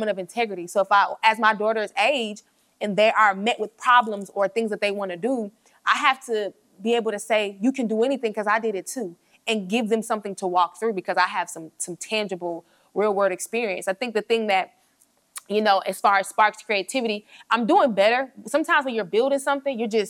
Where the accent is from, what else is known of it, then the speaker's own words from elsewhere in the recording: Atlanta, Georgia, United States; moved away as an adult; also born or lived in New York / Tuskegee, Alabama; now in Birmingham, United States; I was born in New York. I was raised in Atlanta.